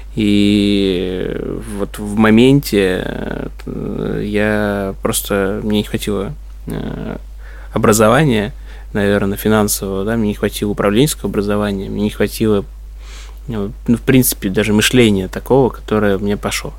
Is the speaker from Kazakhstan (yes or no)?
no; Odesa, Odesa Oblast, Ukraine; moved away; also born or lived in Dnipropetrovsk; я вообще родился в Днепропетровске, вырос, э, в Одессе.